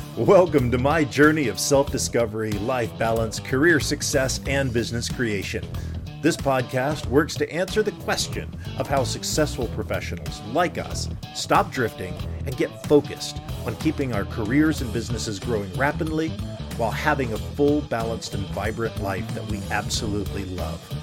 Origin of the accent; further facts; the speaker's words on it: Dunnellon, or Ocala, Florida, United States; growing up in Dunellen, Florida, or Ocala, Florida